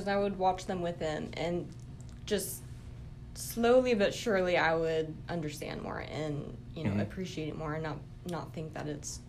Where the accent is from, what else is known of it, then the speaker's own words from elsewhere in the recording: Wasilla, Alaska, United States; now in Anchorage, United States; So I grew up in Wasilla, but Corey and I moved to Anchorage for school, and we kind of just stayed there for work and stuff.